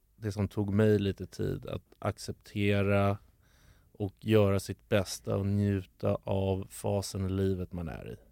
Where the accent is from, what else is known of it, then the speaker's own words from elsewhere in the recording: Stockholm, Stockholm County, Sweden; där jag växte upp